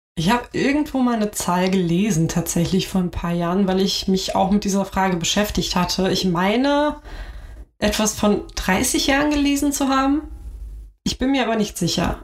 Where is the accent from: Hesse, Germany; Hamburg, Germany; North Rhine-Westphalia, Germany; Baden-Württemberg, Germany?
Hamburg, Germany; ich bin hier geboren, ich bin hier aufgewachsen